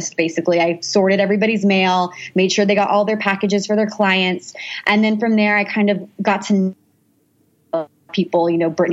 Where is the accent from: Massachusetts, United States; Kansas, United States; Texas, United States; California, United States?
Texas, United States; suburb of Austin; moved away as an adult; also born or lived in Fort Worth, Texas; now in Los Angeles, United States; So I'm from Texas. I grew up in a suburb of Austin